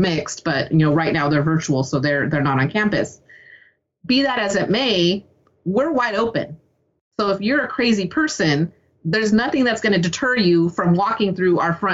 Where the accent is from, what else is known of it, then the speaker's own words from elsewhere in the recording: San Lorenzo, California, United States; also born or lived in Hayward, California; growing up in the East Bay